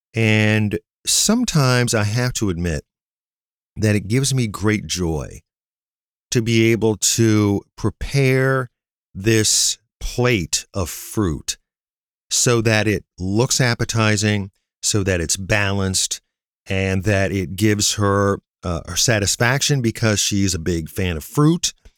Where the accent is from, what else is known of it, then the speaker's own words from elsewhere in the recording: near Navarre, Northeast Ohio, United States; near my hometown